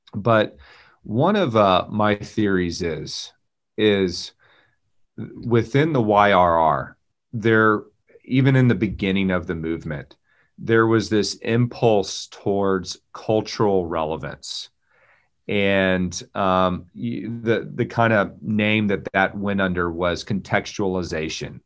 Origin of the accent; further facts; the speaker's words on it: Texas, United States; moved away as an adult; now in Raleigh, United States; I'm a Texan, native Texan